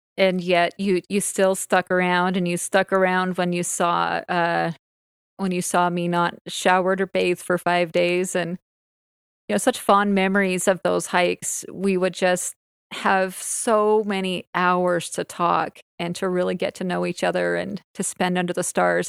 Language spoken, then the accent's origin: English; Orem, Utah, United States; I grew up in Orem, and I grew up in the same house my entire life